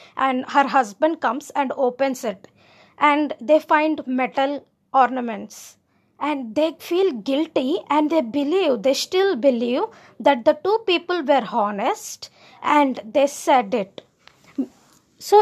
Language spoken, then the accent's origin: English; India; I am Indian